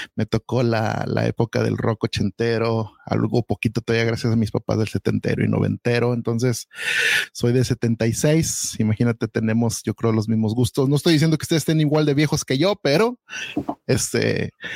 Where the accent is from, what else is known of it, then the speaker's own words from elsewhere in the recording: Guadalajara, Jalisco, Mexico; now in United States; yo soy de Guadalajara